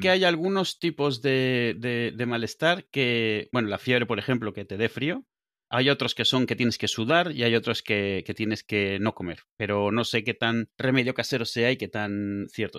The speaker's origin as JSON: {"language": "Spanish", "town": "Benidorm", "region": "Valencian Community", "country": "Spain", "also_born_or_lived": "Venezuela", "moved": "yes", "said": "¿de dónde eres? Y digo, de venidor"}